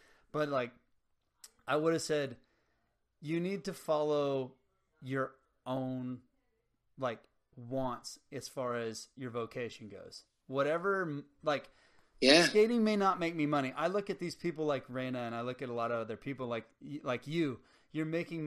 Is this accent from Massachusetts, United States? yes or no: no; Harlingen, Texas, United States; also born or lived in Los Fresnos, Texas; I grew up in Harlingen and Los Fresnos, Texas